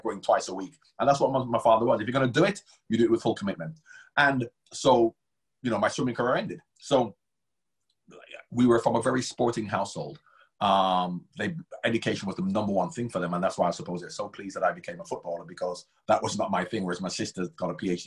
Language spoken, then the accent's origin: English; Jamaica; also born or lived in Kingston, Jamaica; now in United Kingdom; I grew up in Jamaica